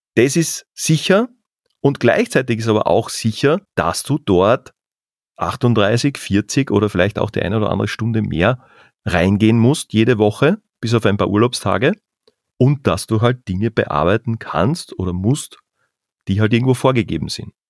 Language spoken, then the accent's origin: German; southern Carinthia, Austria; moved away; also born or lived in Vienna / Salzburg; wir kommen aus den Bergen, aus dem Süden Österreichs, aus dem Süden Kärntens in dem Fall